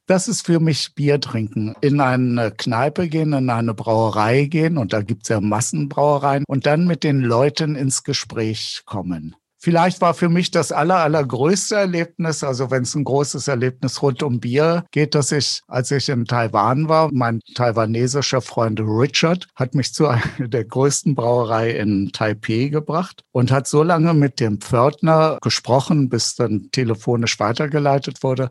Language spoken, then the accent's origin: German; Bremen, Germany; moved away as an adult; now in Bamberg, Germany; mein Geburtsort, der in dem Pass steht, ist Norddeutschland, ist Bremen